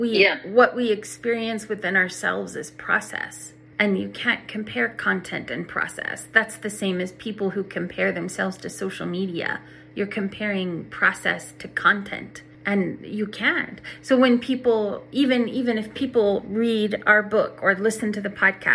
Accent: Oklahoma, United States; I'm from Oklahoma

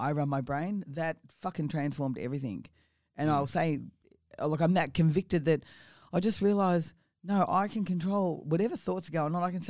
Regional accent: Victoria, Australia; also born or lived in Geelong; I was born in Geelong in Victoria. I spent a lot of my time around the Latrobe Valley, so I was what we call a Maui girl.

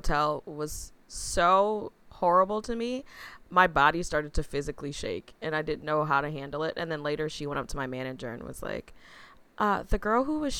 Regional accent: Muskego, Wisconsin, United States; moved away as an adult; also born or lived in Milwaukee; now in Chicago, United States; I was born in Milwaukee, and then we moved to the suburbs to Muskego

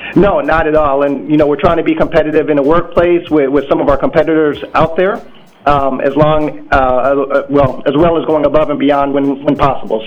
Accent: Des Moines, Iowa, United States; moved away as an adult; also born or lived in Hampton, Virginia; now in Minneapolis, United States; I'm originally from Des Moines, Iowa

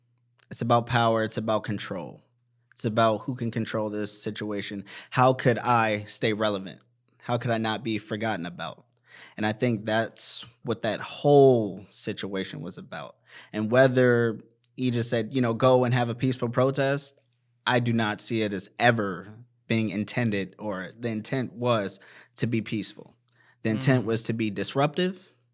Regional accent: Washington, District of Columbia, United States; And that struck home for me because I'm from Washington, mm-hmm. D.C.

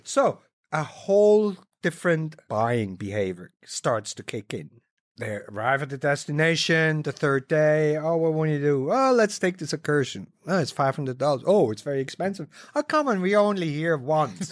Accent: Switzerland; having been born and raised in Switzerland

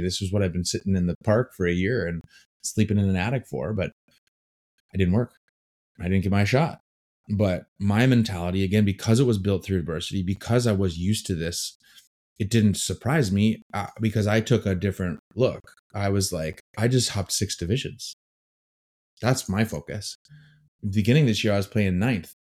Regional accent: Green Bay, Wisconsin, United States; moved away as an adult; also born or lived in Chicago / England; I grew up in Green Bay, Wisconsin.

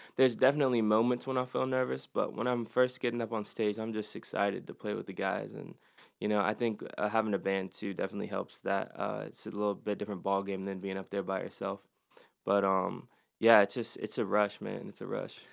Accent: Statesville, North Carolina, United States; I was uh, born and raised in Statesville

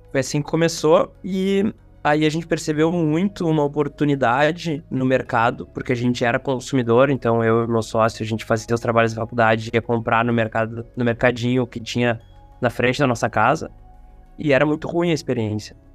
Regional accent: Rio Grande do Sul, Brazil; tenho 31 anos e vim do interior do Rio Grande do Sul da fronteira com a Argentina para a capital do estado.

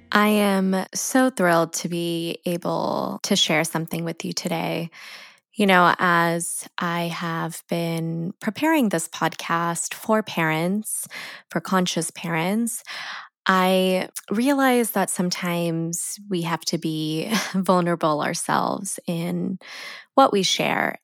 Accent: San Diego, California, United States; I grew up in San Diego

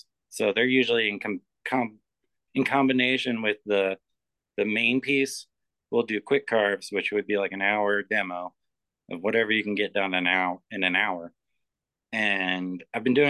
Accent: Philadelphia, Pennsylvania, United States; moved away; where I grew up in Philadelphia, there was the Rodin Museum.

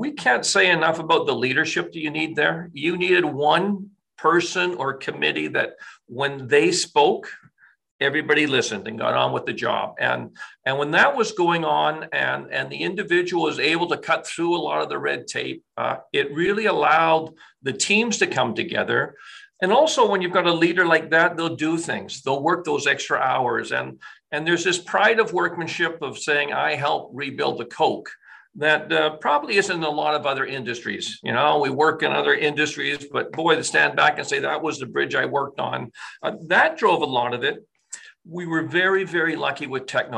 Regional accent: North Shore, British Columbia, Canada; I remember growing up in the North Shore

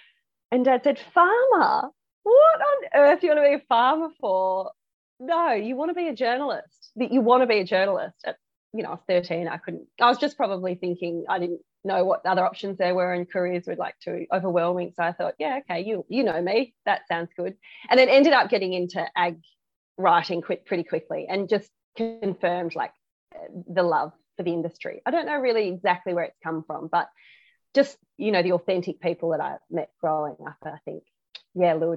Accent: Melbourne, Victoria, Australia; moved away as an adult; also born or lived in Mansfield, Victoria; now in Strathbogie area, Australia; I grew up in Melbourne in Kew

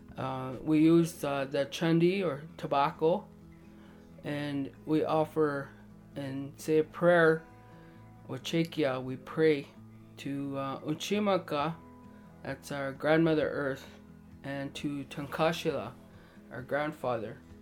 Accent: Standing Buffalo Dakota Nation, Saskatchewan, Canada; I am Dakota from Standing Buffalo, Dakota Nation

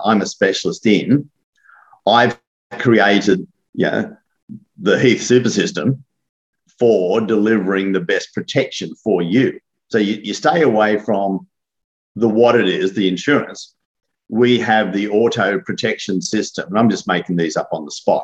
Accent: Australia; me being an Aussie

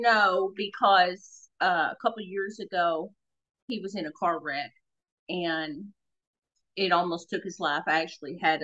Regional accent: the South, United States; Now, I'm from the South

